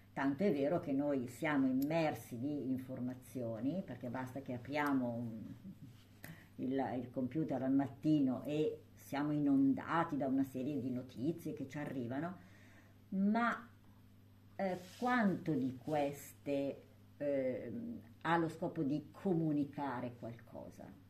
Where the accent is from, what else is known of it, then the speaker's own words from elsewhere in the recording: Sant'Angelo Lodigiano, Lombardy, Italy; io sono di Sant'Angelo